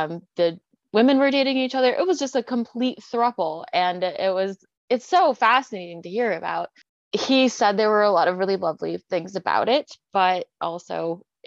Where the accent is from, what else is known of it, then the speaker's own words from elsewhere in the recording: Portland, Oregon, United States; We're both from Portland, Oregon